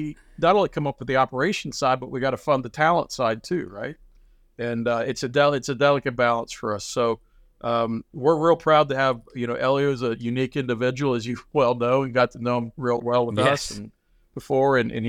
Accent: Midwest, United States; I put a lot of it to kind of how we were raised in the Midwest, or the work mentality.

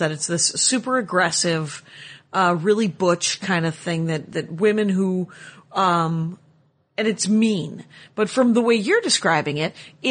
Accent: Wisconsin, United States; I'm from Wisconsin

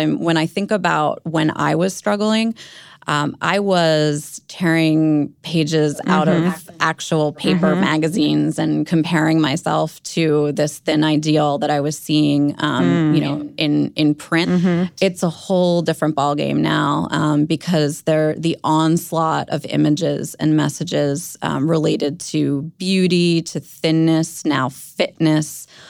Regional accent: Maryland, United States; I grew up outside of Baltimore, and I started struggling with an eating disorder myself in middle school

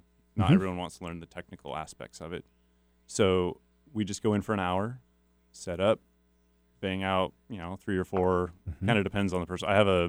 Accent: Spokane Valley, Washington, United States; I grew up in Spokane Valley.

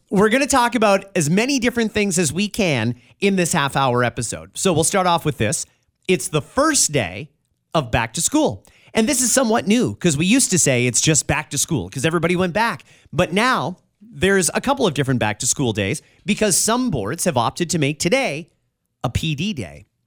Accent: Burlington, Ontario, Canada; I'm from Burlington

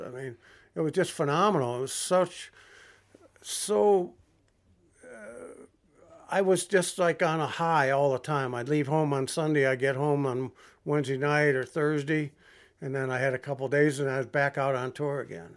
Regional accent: Toledo, Ohio, United States; I grew up in Toledo, Ohio

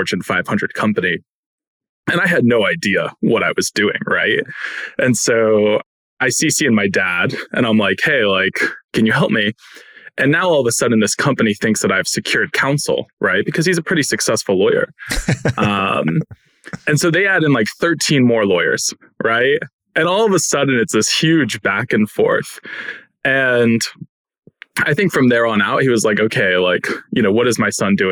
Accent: Katonah, New York, United States; I grew up in New York, just north of the city, small town called Katona

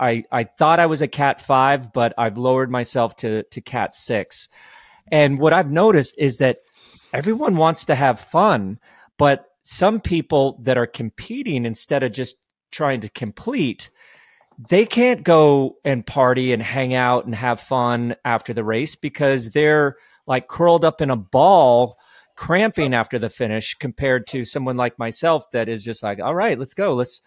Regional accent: Colorado, United States; I finished with my buddy Robin Thurston, who I grew up racing with in Colorado.

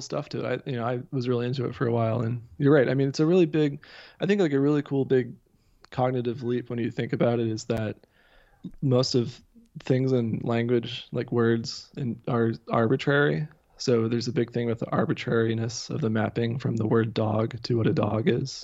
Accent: near Dayton, southwest Ohio, United States; moved away as an adult; now in Massachusetts, United States; I'm originally from the Midwest. I grew up in Ohio.

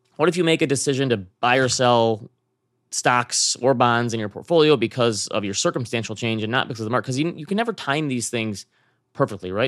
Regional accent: Midwest, United States; I come from the Midwest where people are generally pretty nice.

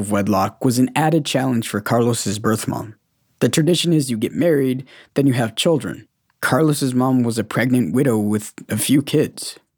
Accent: Escuintla, Guatemala; born there; In my case, I grew up my whole life thinking I was born in Santiago Atitlan. But at 23, I found out I was really born in Escuintla.

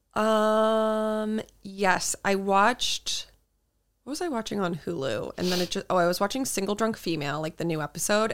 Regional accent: East Coast, United States; growing up on the East Coast

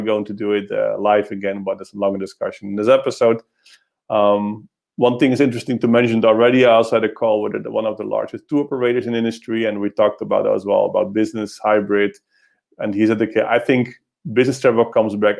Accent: Netherlands; moved away; I'll go back to my hometown, to the Netherlands

